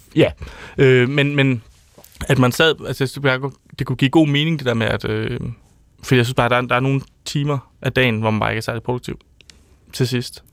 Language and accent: Danish; Odder, Central Denmark Region, Denmark; Jeg er fra Odder